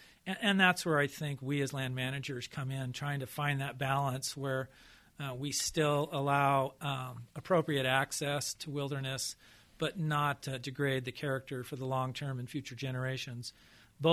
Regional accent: San Diego, California, United States; I grew up in San Diego, California, which is certainly an urban setting

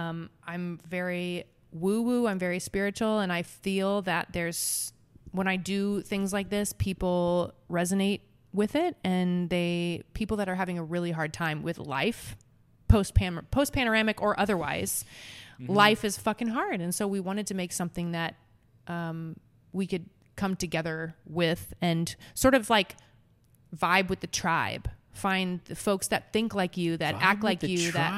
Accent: Nebraska, United States; And it's also the mascot for the Nebraska Cornhuskers, which I'm from Nebraska.

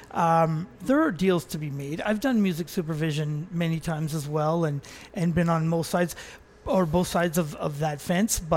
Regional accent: North Vancouver, British Columbia, Canada; also born or lived in New York / Los Angeles; I was born and raised on the North Shore of Vancouver.

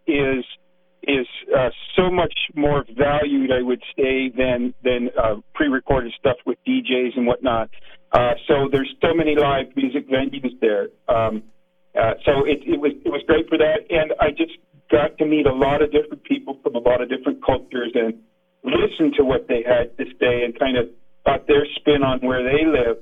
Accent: Niagara Falls, Ontario, Canada; now in Greater Toronto Area, Canada; I grew up in Niagara Falls there on Little Old Stone Road

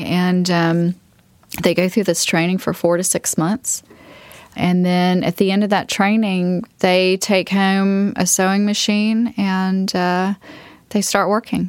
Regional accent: the South, United States; growing up in the South, hospitality was always important to me

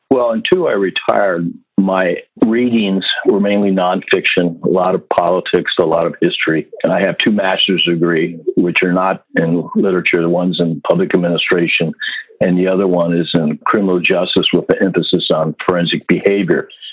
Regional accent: Iowa, United States; moved away as an adult; also born or lived in Germany; Where I grew up in Iowa

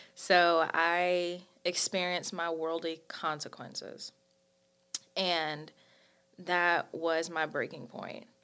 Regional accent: High Point, North Carolina, United States; I'm from High Point, North Carolina.

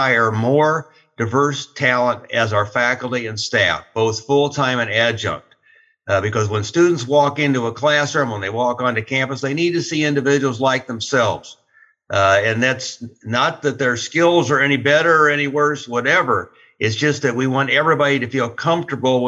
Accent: Iowa, United States; moved away as an adult; also born or lived in Florida; I grew up on a farm south of the Amana College in Iowa. I'm the first native-born Iowan to be president of the college

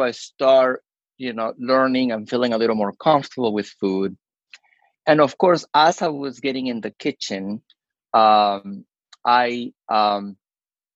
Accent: Peru; moved away as an adult; now in United States; we had growing up in Peru

